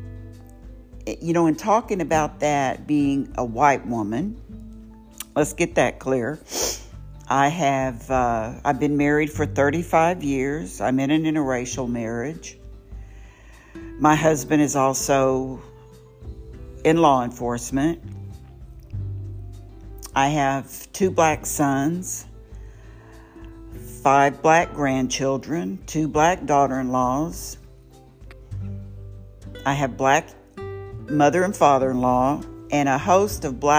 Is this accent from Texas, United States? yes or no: yes; Houston, Texas, United States; also born or lived in Waco, Texas; I am a native Houstonian, I guess you could say. I was born in Waco, Texas, on a military base, and my parents came here, and I've been here ever since.